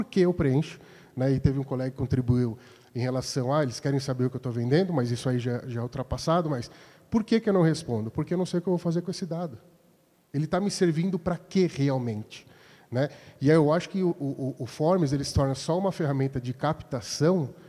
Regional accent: Indaiatuba, São Paulo, Brazil; sou de Indaiatuba, membro, sou um novo membro né, aqui da, divulgação.

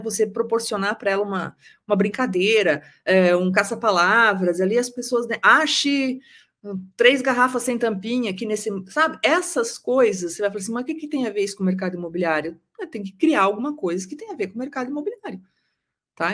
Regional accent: interior of Paraná, Brazil; now in Curitiba, Brazil; eu sou do interior do Paraná

